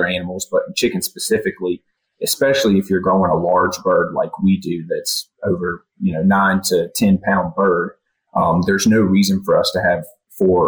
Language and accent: English; Central North Carolina, United States; I grew up in Central North Carolina